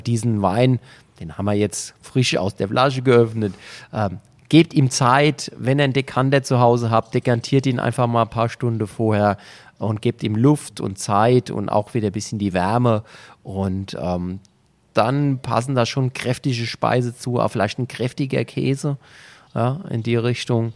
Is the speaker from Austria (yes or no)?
no; Germany; hier bei uns in Deutschland